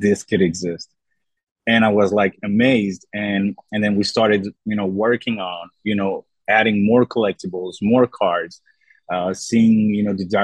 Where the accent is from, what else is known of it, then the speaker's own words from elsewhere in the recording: Brussels, Brussels-Capital Region, Belgium; now in Thessaloniki, Greece; I'm actually from Brussels, Belgium.